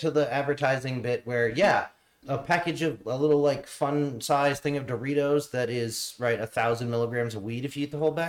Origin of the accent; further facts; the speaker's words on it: New England, United States; where we grew up in New England